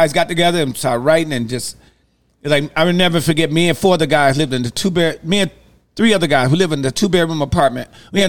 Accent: Detroit, Michigan, United States; I'm from Detroit

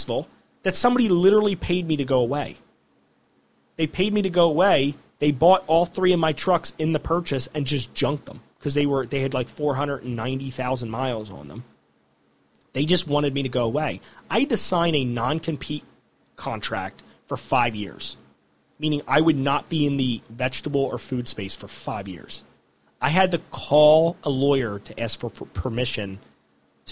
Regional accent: Gloucester City, New Jersey, United States; I grew up in Gloucester City

